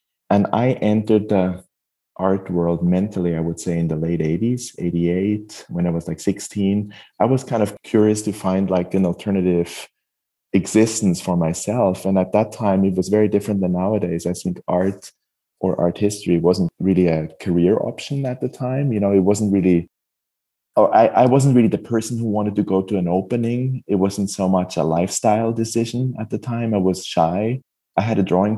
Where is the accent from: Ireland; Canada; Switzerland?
Switzerland; moved away as an adult; also born or lived in Basel / Hamburg; now in California, United States; growing up in Switzerland, I had to move to California